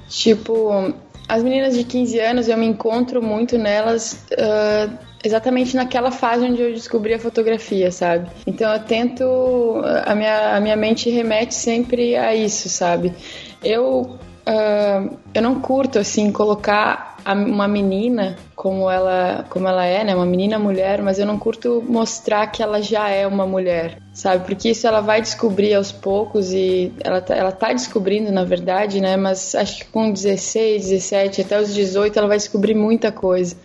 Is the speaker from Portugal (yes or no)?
no; Rio Grande do Sul, Brazil; eu sou aqui do Sul, sou gaúcha